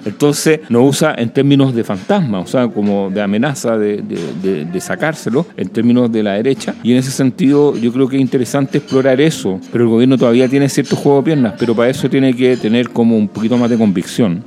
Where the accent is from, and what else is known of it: Chile